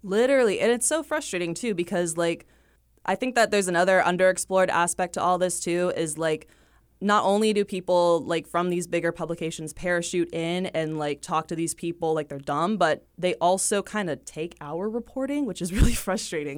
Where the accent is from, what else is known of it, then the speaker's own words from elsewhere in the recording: Pittsboro, North Carolina, United States; moved away as an adult; also born or lived in Athens, Georgia; now in Wilmington, United States; I'm from Pittsboro, North Carolina, the bustling metropolis of Chatham County, North Carolina.